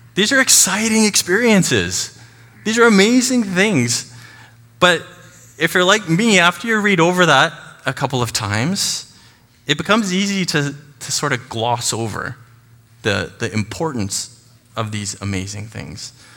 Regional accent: Chilliwack, British Columbia, Canada; also born or lived in Burundi; I was born and raised here in Chilliwack, and I've lived here most of my life

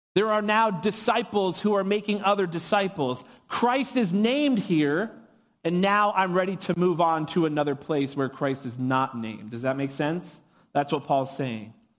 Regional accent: New Hampshire, United States; moved away as an adult; now in California, United States; I was born and raised in New Hampshire

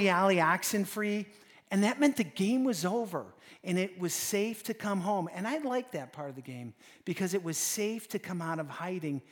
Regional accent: Wisconsin, United States; We're from Wisconsin

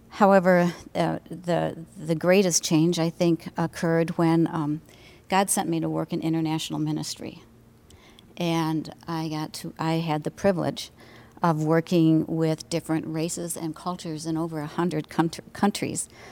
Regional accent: Detroit, Michigan, United States; I grew up in Detroit and lived through the riots mm. in the '60s.

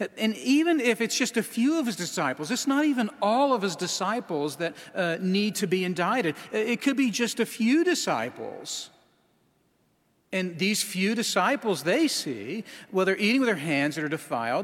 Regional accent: Alaska, United States; moved away; I'm from Alaska

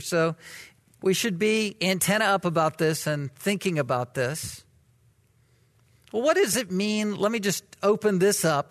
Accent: the South, United States; moved away as an adult; I was from the South, am from the South

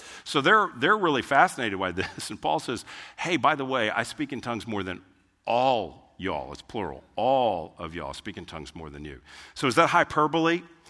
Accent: Germany; English is a second language; Because like I'm from Germany, and that's German.

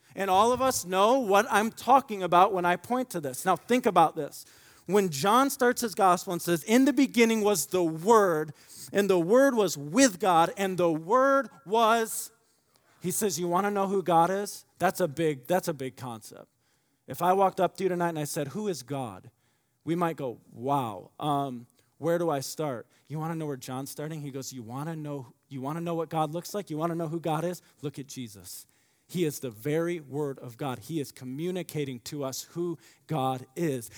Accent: Michigan, United States; now in Indiana, United States; I grew up in Michigan

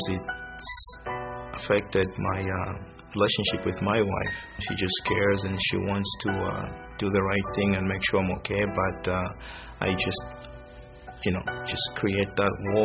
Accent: Zambia; moved away; I'm originally from Zambia, which is a small country in southern Africa.

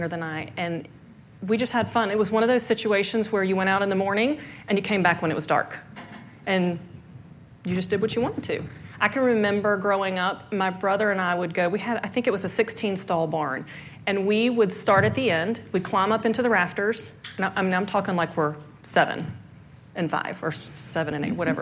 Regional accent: Zebulon, North Carolina, United States; moved away as an adult; now in Columbia, United States; I'm originally from North Carolina in a suburb right outside of Raleigh called Zebulon. And I grew up on a farm.

